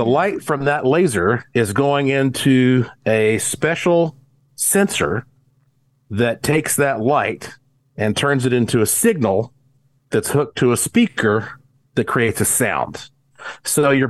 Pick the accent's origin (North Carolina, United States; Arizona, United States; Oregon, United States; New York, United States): North Carolina, United States; Asheville; moved away as an adult; also born or lived in Caribbean; now in Las Vegas, United States; when I was growing up in Western North Carolina